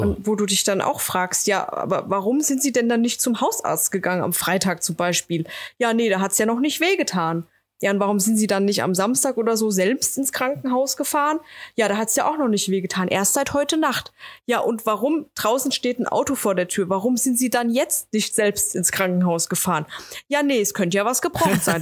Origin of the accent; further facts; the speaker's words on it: Wetterau, Hesse, Germany; ich komme aus der Wetterau, ja, oder aus dem Rhein-Main-Gebiet